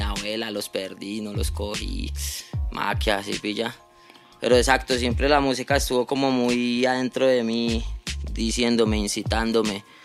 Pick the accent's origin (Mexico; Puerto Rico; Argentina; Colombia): Colombia; Bogotá; Nosotros nos crecimos ahí en Bosa